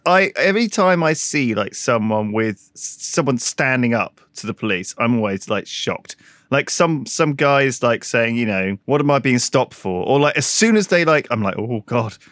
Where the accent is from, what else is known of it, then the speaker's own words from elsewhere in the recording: United Kingdom; as the British